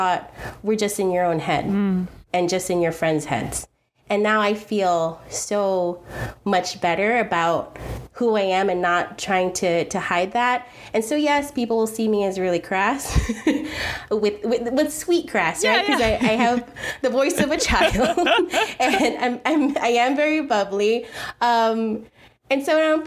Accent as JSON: {"language": "English", "town": "New York City", "region": "New York", "country": "United States", "tie": "born or raised there", "said": "I'm the girl from Queens, and I'm very proud"}